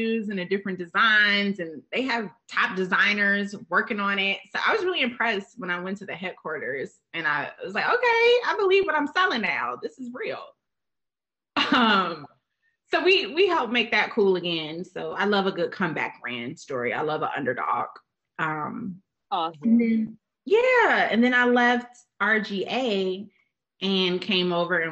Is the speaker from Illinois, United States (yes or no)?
yes; Chicago, Illinois, United States; I'm from Chicago